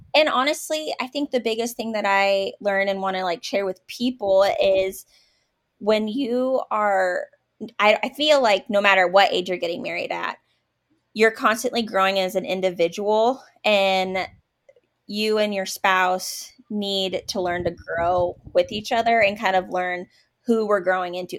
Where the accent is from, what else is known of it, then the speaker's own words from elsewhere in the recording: Oregon, United States; moved away as an adult; now in Kansas, United States; I was actually from Oregon, and that's where I met my husband at a camp